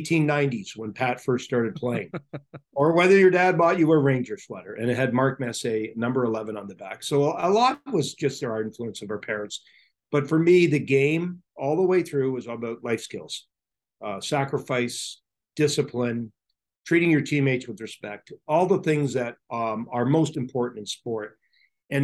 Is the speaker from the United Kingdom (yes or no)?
no; Pickering, Ontario, Canada; moved away; I grew up in the Toronto area